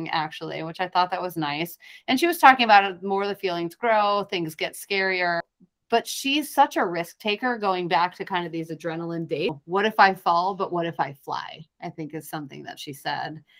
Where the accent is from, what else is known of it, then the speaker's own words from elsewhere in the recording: Florida, United States; moved away; I grew up in Florida